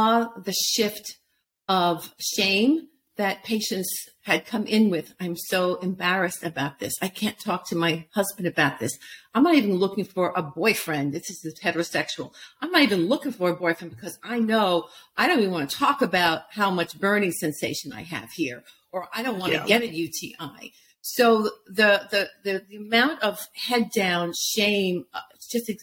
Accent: New York City, New York, United States; I'm from Brooklyn

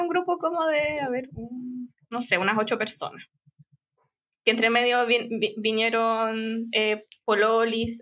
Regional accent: San Bernardo, Santiago Metropolitan Region, Chile; no nací en San Bernardo, pero tenía, no sé, un año, dos años cuando empecé a, a ir a San Bernardo. Entonces viví la mayor parte de mi vida en San Bernardo, por 25, 26 años.

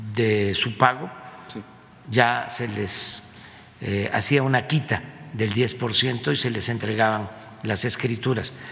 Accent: Mexico; nuestra identidad como mexicanos

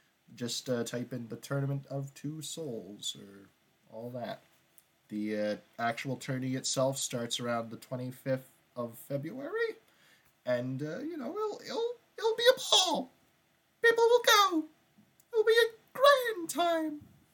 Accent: United States; I keep on saying project, but that's because of me being so American. So North American

